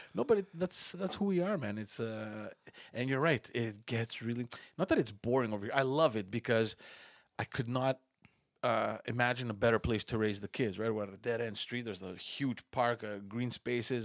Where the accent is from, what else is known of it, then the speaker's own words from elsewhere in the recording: Montreal, Quebec, Canada; we're all born and raised in Park X.